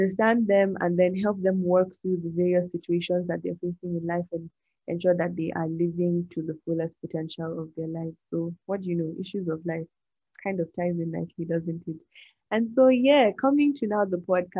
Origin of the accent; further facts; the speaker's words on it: Nigeria; I love my country, Nigeria. Fun fact, I'm Nigerian.